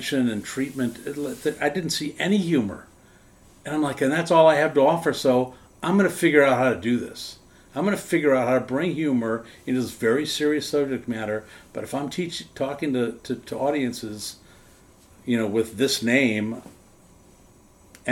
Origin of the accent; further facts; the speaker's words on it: Wisconsin, United States; born or raised there